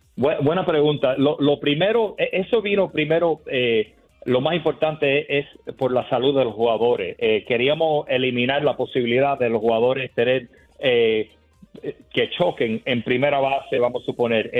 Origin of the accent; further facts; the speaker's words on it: Miami, Florida, United States; yo soy de Miami, de Florida